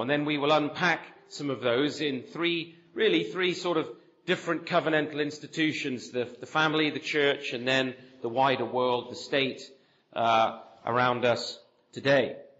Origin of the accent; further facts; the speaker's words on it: near Bath, South West England, United Kingdom; moved away as an adult; also born or lived in Birmingham / Nottingham / Sheffield / London; now in Canada; I grew up here in England. I grew up uh, in the southwest, actually, near Bath, uh, where my father was a pastor